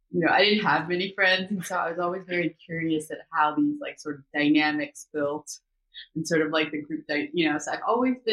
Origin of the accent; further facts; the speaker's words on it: Seoul, South Korea; also born or lived in Los Angeles, United States / New York, United States; now in Atlanta, United States; So, I was born in Korea. I was born in Seoul, the capital. So, I'm like a city girl